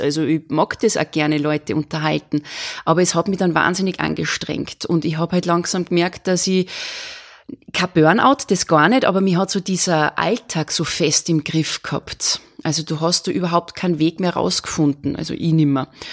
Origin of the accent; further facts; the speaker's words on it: Salzburg, Austria; ich bin Salzburgerin